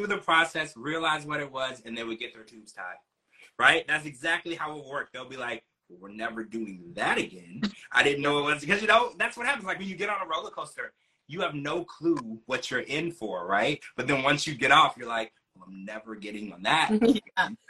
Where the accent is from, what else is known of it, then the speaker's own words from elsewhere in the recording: Louisiana, United States; also born or lived in Ohio; now in Florida, United States; I grew up in Louisiana, and I used to go horseback riding